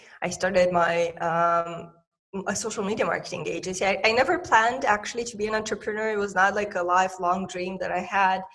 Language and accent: English; Moldova; I'm originally from Republic of Moldova, a tiny post-Soviet country in Eastern Europe.